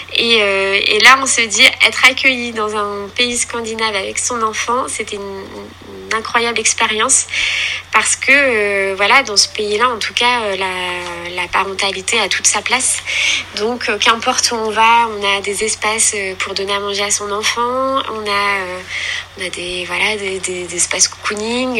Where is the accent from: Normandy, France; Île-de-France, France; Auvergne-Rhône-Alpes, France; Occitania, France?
Normandy, France; Caen; j'habite en Normandie, voilà, je suis native voilà, de, de Caen.